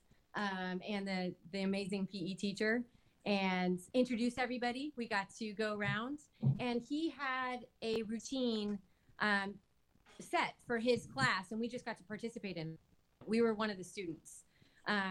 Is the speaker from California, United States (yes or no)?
yes; California, United States; I'm from California